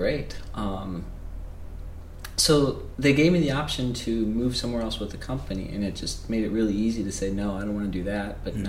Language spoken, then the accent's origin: English; Midwest, United States; You know, I grew up in the Midwest. I grew up in a suburb of a big city.